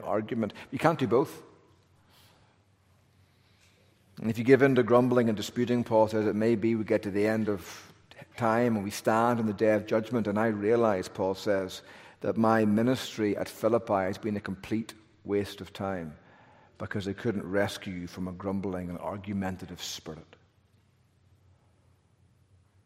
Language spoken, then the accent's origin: English; Northern Ireland, United Kingdom; now in North Carolina, United States; I'm from Northern Ireland